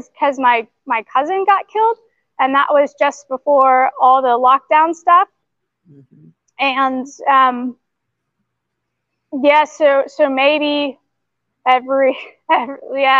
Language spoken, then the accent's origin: English; Atlanta, Georgia, United States; moved away as an adult; now in New Zealand; I grew up in Atlanta